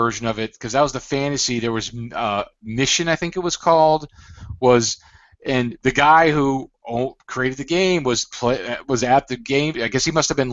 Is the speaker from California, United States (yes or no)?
no; Broward County, Florida, United States; now in Boca Raton, United States; I grew up in Broward